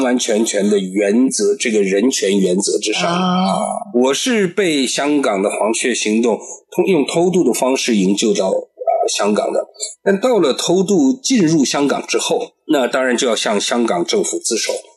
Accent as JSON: {"language": "Chinese", "country": "China", "tie": "born or raised there", "moved": "yes", "lives_now": "Taiwan", "said": "我出生在中华人民共和国，但我的父母，我的祖，这个也，这个祖辈，他们曾经就都是东土尔基斯坦共和国的国民"}